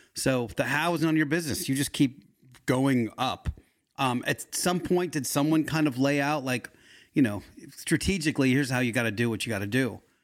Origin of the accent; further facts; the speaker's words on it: Yardley, Pennsylvania, United States; also born or lived in Philadelphia; I grew up in Bucks County in, uh, Yardley